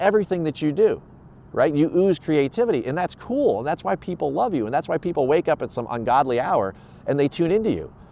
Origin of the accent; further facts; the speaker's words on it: Edison, New Jersey, United States; moved away as an adult; also born or lived in Florida / Rhode Island; I spent time when I was a kid growing up in North Edison, Menlo Park